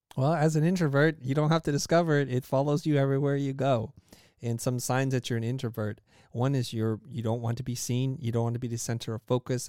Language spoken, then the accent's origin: English; California, United States; English is a second language; also born or lived in Saigon, Vietnam; I was born in Saigon, Vietnam, came to the United States, and grew up in a, in a place and space in California